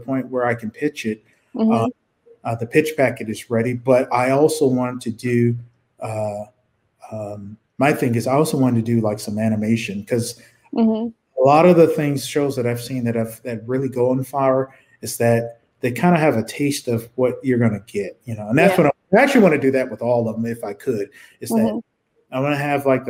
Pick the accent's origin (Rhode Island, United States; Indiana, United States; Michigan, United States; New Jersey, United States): Michigan, United States; Detroit; growing up in Detroit